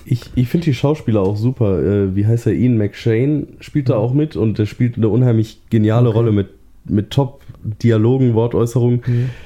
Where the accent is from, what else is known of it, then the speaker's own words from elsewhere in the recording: Duisburg, North Rhine-Westphalia, Germany; moved away; Ich komme ursprünglich aus Duisburg, von da aus war's höchstens eine Stunde nach Düsseldorf